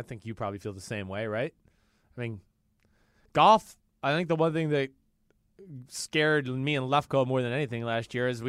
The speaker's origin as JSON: {"language": "English", "region": "New York", "country": "United States", "said": "I mean, being a New Yorker, I was ready for it."}